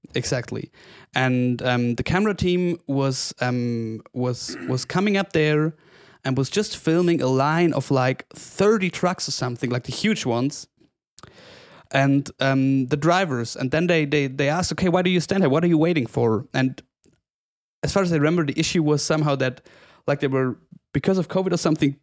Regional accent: Oberstdorf, Bavaria, Germany; growing up in Oberstdorf, the whole region feeds from tourism

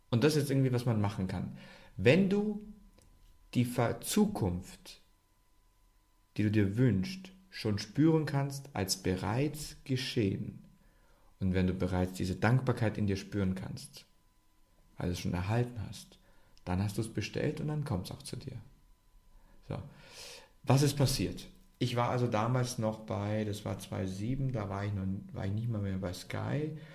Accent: Germany; sorry, ich bin nicht so oft in Serbien, ich bin aus Deutschland, wir lächeln halt

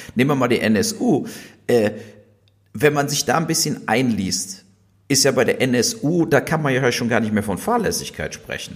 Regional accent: Germany; wir hier als Deutsche

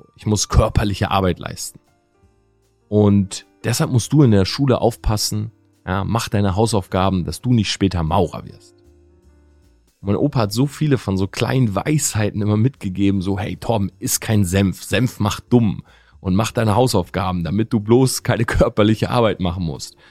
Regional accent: Delmenhorst, Lower Saxony, Germany; bin groß geworden in der Stadt Delmenhorst

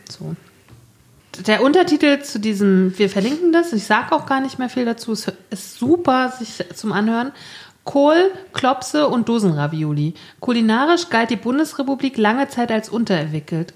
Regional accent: East Germany, Germany; als Ossi wusste ich nicht so richtig, was kulinarisch in Westdeutschland abging bis zu den 90er Jahren

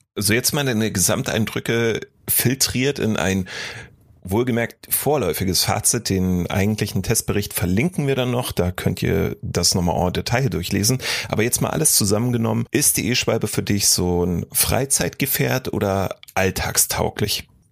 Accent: East Germany, Germany; hier bei uns im Osten der Republik

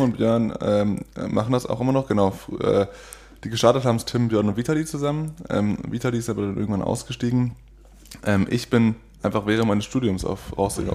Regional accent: Oldenburg, Lower Saxony, Germany; moved away as an adult; now in Cologne, Germany; Ich bin äh, in Oldenburg geboren. Mhm. Das ist in Niedersachsen

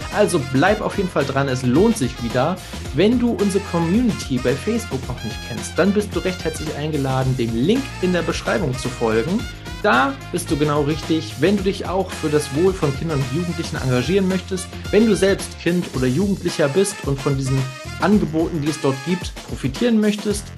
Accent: Hamburg, Germany; ich als gebürtiger Hamburger

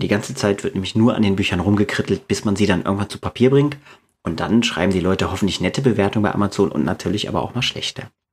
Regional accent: East Germany, Germany; now in Braunschweig, Germany; ich bin in der DDR aufgewachsen, zumindest die ersten zehn Jahre meines Lebens

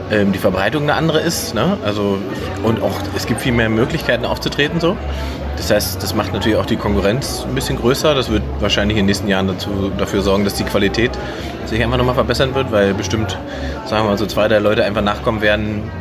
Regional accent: Saxony-Anhalt, Germany; Berlin quasi oder das andere Heimspiel Sachsen-Anhalt, wo ich herkomme, sind natürlich immer Highlights.

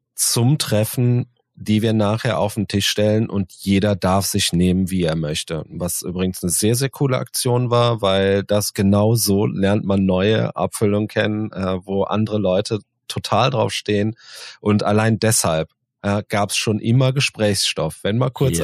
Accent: Cologne, North Rhine-Westphalia, Germany; wir sind jetzt äh, als Kölner Kölsch gewohnt

